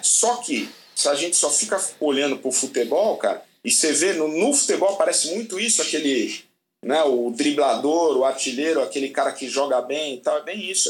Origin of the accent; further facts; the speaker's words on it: Brazil; E a gente é brasileiro